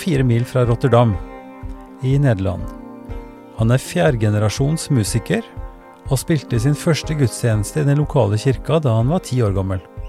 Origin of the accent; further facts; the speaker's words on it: Oppdal, Trøndelag, Norway; jeg er fra, fra Oppdal, Sør-Trøndelag